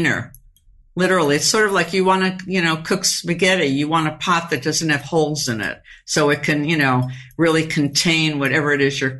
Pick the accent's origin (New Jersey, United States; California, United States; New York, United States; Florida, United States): New York, United States; I'm from New York